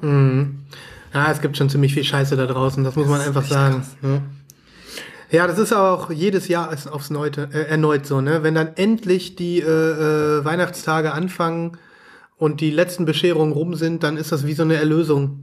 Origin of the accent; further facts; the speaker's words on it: Germany; bei uns in Deutschland